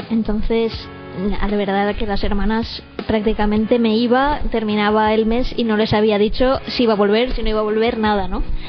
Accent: Valencia, Valencian Community, Spain; now in San Mateo, Spain; soy de Valencia

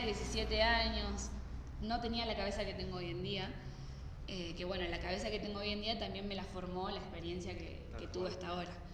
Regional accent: Santa Fe, Argentina; moved away as an adult; also born or lived in Sardinia, Italy; now in Bolivia; yo soy de Santa Fe, Argentina

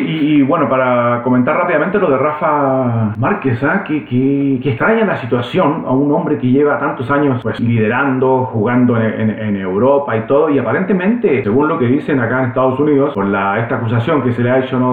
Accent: Chile; yo siendo chileno

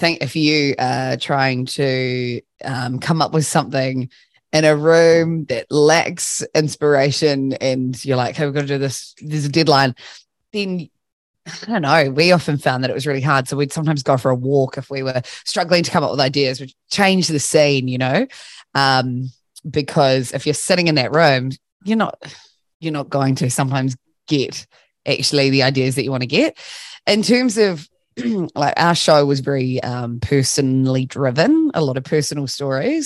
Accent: Christchurch, Canterbury, New Zealand; based in my hometown, Christchurch

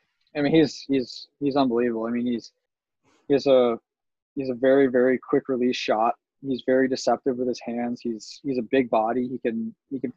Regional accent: Chicago, Illinois, United States

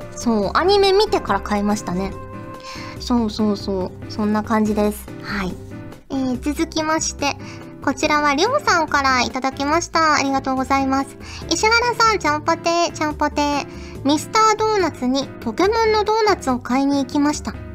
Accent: Fukuoka, Japan; now in Tokyo, Japan; 子供の頃って福岡に住んでたから

